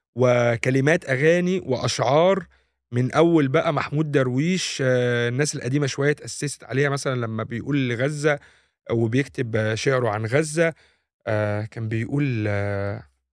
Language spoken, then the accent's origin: Arabic; Egypt; احنا كمصريين